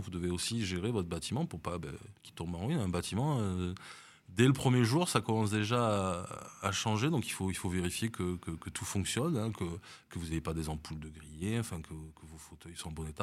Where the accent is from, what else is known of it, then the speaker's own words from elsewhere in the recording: Bordeaux, Nouvelle-Aquitaine, France; moved away as an adult; also born or lived in Paris; now in Nice, France; je suis né à Paris et euh, je suis effectivement, j'ai passé toute ma vie à, à Bordeaux